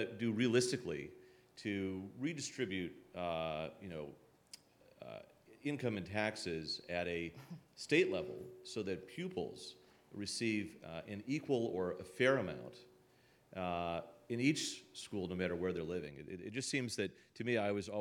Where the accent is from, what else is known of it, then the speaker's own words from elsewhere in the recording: Durand, Michigan, United States; moved away; I grew up in Durand, Michigan